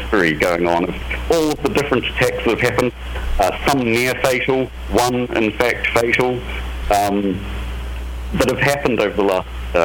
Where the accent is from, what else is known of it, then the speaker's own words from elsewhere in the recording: New Zealand; I'm from New Zealand